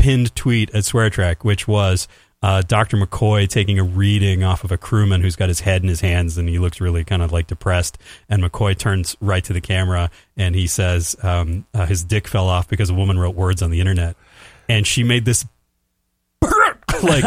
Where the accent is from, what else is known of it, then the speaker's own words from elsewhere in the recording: Mississauga, Ontario, Canada; I'm from a place called Mississauga. It's just outside of Toronto